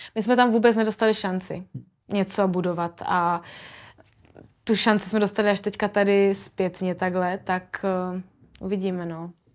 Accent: Brno, South Moravian Region, Czechia; My jsme oba dva z Brna

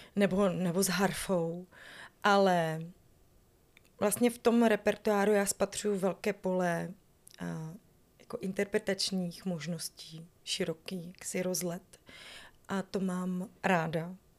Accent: Northern Moravia, Czechia; moved away as an adult; also born or lived in Prague; já pocházím ze Severní Moravy, kde se mluví hrozně rychle ale eh, v Praze mi nikdo nerozuměl

